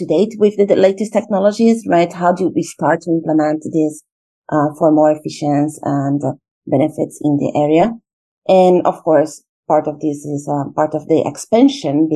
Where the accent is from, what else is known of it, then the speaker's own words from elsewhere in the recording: Brazil; moved away as an adult; also born or lived in Russia / India / China / Portugal; I'm originally from Brazil